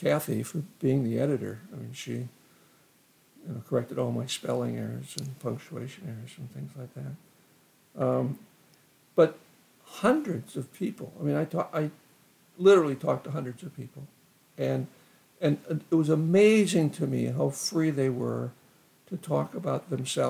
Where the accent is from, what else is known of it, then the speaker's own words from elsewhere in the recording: Columbia Heights, Minnesota, United States; I grew up in Columbia Heights and went to the University of Minnesota